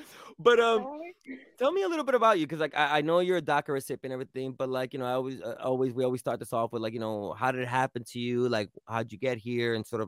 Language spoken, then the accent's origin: English; New York City, New York, United States; I'm Dominican from New York City, you know, grew up 6 years old. I consider myself a New Yorker.